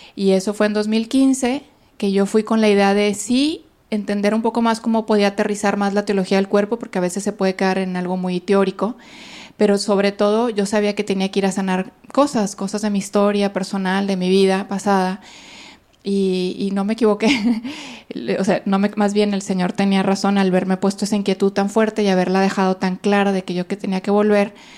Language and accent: Spanish; Monterrey, Nuevo León, Mexico; moved away as an adult; also born or lived in Italy; soy de aquí de Monterrey. Tengo 23 años consagrada. Estudié pues toda mi vida aquí, viví toda mi vida aquí